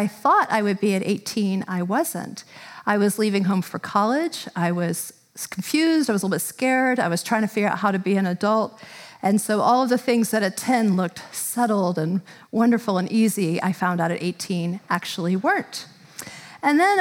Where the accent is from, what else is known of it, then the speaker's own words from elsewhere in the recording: Tallahassee, Florida, United States; moved away; I did a part of my growing up in Tallahassee, Florida.